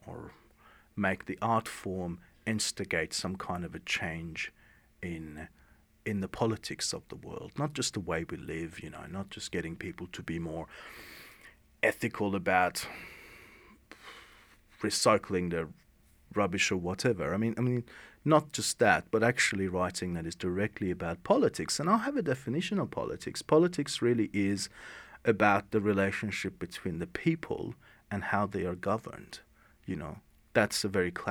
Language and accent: English; Iran; now in Australia; I grew up in Iran during the revolution